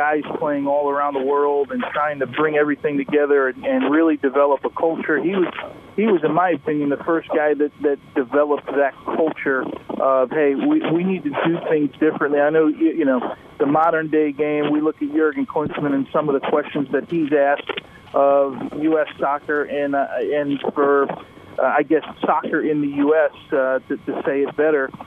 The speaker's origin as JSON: {"language": "English", "country": "United States", "said": "in my home country"}